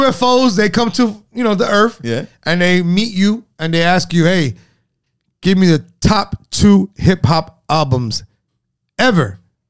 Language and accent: English; Miami Beach, Florida, United States; I'm from the beach